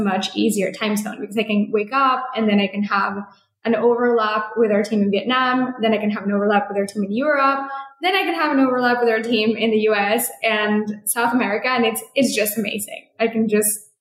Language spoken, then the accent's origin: English; Mexico; also born or lived in San Francisco, United States; now in Portugal; growing up in Mexico, having most of my career in San Francisco